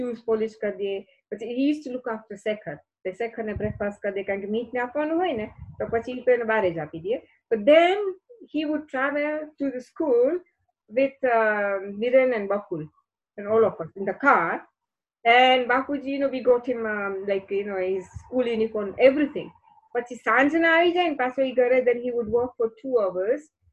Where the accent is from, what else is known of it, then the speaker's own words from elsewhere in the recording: Kenya; moved away; also born or lived in India; growing up in Kenya